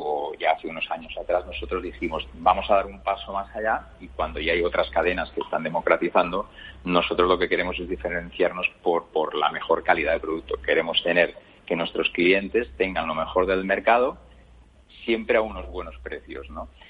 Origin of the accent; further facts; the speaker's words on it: Valencian Community, Spain; yo que soy de origen valenciano